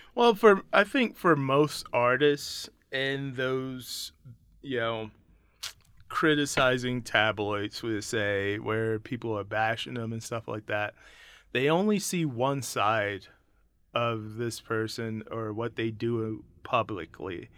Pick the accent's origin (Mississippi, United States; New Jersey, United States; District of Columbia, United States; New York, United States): Mississippi, United States; I'm born from Mississippi, so I'm very blues